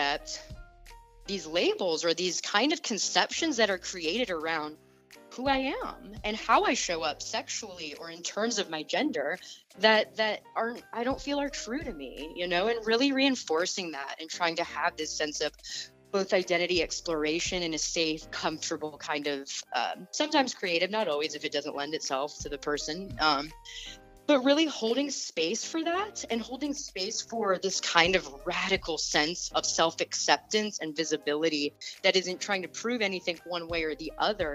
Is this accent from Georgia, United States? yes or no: yes; Atlanta, Georgia, United States; I was actually born and raised in Atlanta, Georgia